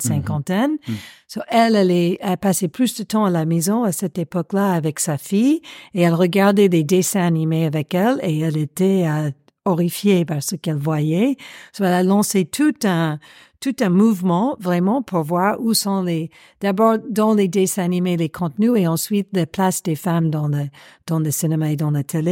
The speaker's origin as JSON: {"language": "French", "country": "United States", "accent": "American", "second_language": "French", "moved": "as an adult", "lives_now": "Paris, France", "said": "Je suis américaine, ça s'entend"}